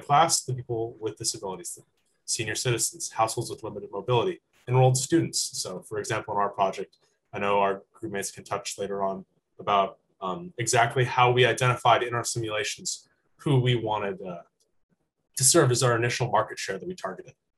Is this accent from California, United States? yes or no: yes; Walnut Creek, California, United States; I'm from Walnut Creek, California, which is in the San Francisco Bay Area